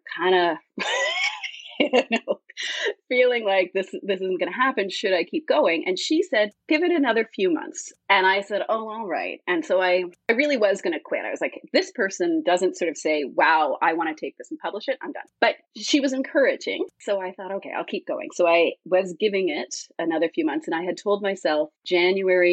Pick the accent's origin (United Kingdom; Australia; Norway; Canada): Canada; I'm Canadian, so I also had Canadian publishers available